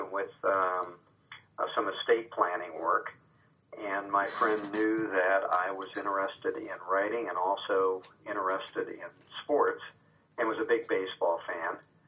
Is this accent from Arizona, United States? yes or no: no; Marion, Ohio, United States; also born or lived in Washington, D.C. / Portland, Oregon / Los Angeles / Columbus, Ohio; I grew up in Marion, Ohio, graduated from Marion Harding High School